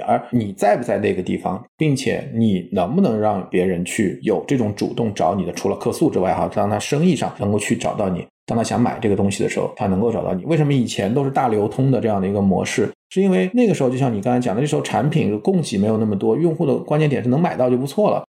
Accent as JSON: {"language": "Chinese", "country": "China", "said": "我们中国人"}